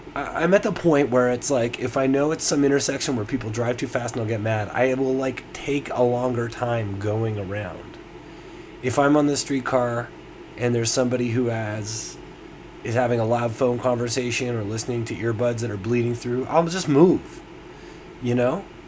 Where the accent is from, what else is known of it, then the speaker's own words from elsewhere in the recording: Toronto, Ontario, Canada; I'm from Toronto, and here I am in, in the heart of downtown Toronto